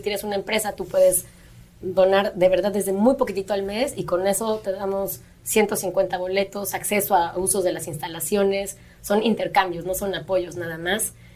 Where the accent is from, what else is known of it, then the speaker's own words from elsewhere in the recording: Mexico; como país, como mexicanos